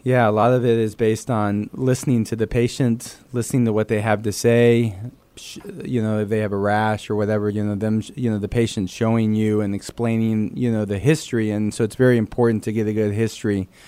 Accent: San Antonio, Texas, United States; first language Spanish; English is a second language; also born or lived in Dallas, Texas; grew up in San Antonio

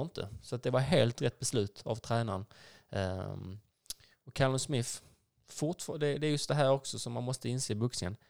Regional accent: Skåne, Sweden; vi som är skåningar

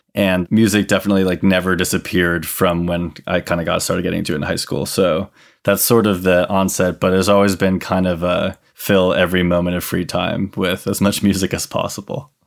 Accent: Hartford, Connecticut, United States; I'm from Hartford, Connecticut

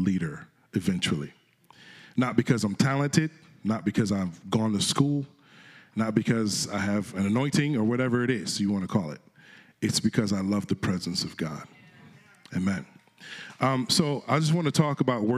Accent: Connecticut, United States; I'm from Connecticut, and I was singing in the choir there

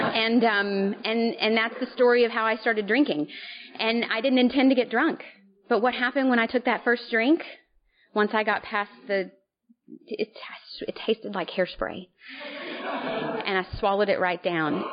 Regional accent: Little Rock, Arkansas, United States; moved away as an adult; now in New Hampshire, United States; I currently live in New Hampshire, but um born and raised in Little Rock.

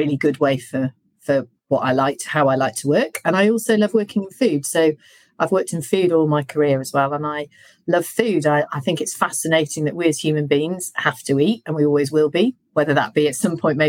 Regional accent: Yorkshire and the Humber, United Kingdom; I was brought up by farmers in Yorkshire

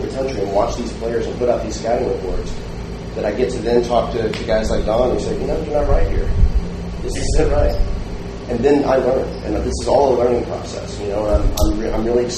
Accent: North Texas, United States; moved away as an adult; now in New York, United States; I grew up in North Texas

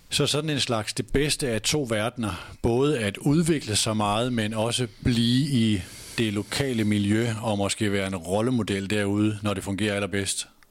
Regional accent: Nørresundby, North Denmark Region, Denmark; Jeg var højre bakke i Nubi hjemme i Nørre Sundby

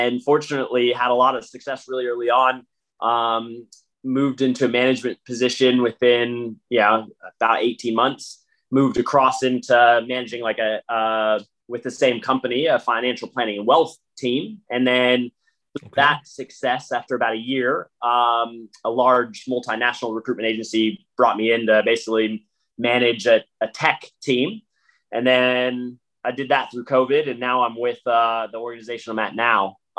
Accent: United States; now in Australia; not even just as American playing footy in Australia

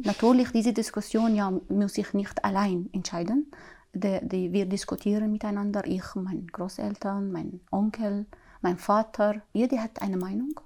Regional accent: Syria; German is a second language; moved away as an adult; now in Glattbrugg, Switzerland; ich komme aus Syrien

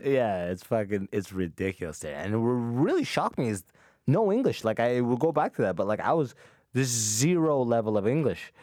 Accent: London, Ontario, Canada; also born or lived in Sudan; I got raised with that mentality in London, Ontario

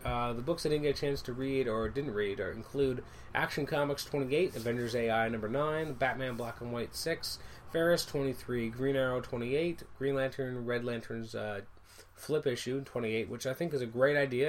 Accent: Canada; I'm Canadian

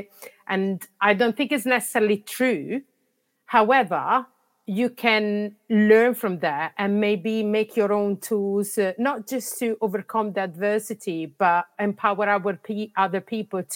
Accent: Italy; English is a second language; moved away as an adult; I was living in Italy. That's where I'm coming from, and you can guess probably from my accent

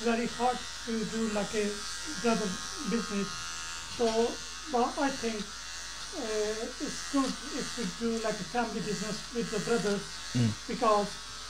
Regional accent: Jhelum, Punjab, Pakistan; moved away; So we're born in Jhelum.

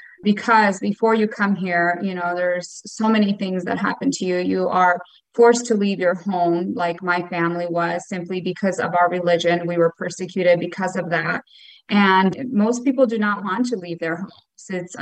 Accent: Bosnia & Herzegovina; now in Phoenix, United States; So I'm actually originally from Bosnia and Herzegovina, which is Eastern Europe. I'm a former refugee that was resettled here in Phoenix, Arizona.

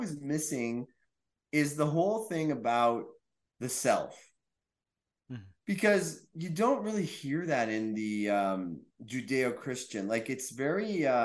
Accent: Quebec, Canada; I'm from Quebec.

